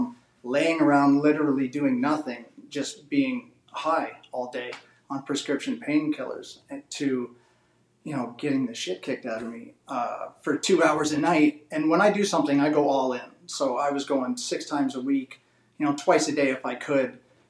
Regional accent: Canada; also born or lived in Edmonton; being Canadian

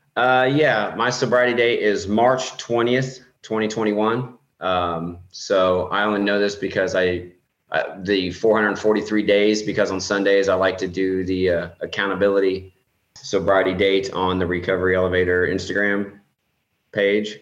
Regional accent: Indiana, United States; I'm from Indiana.

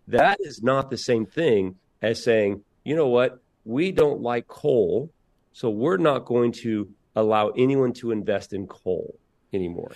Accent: Indiana, United States; I'm from Indiana

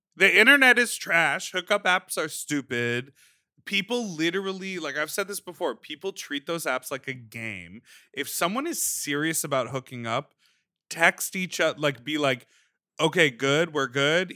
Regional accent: Chicago, Illinois, United States; when I was growing up in Chicago

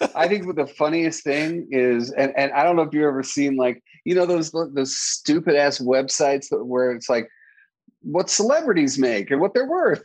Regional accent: New York, United States; I'm a New Yorker

